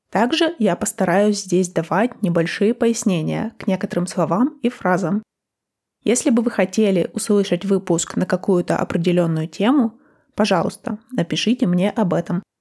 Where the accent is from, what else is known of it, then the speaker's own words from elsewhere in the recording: Russia; first language Russian; also born or lived in United States; now in Copenhagen, Denmark; Даже в России мы сами его учим в школе с 1 по 11 классы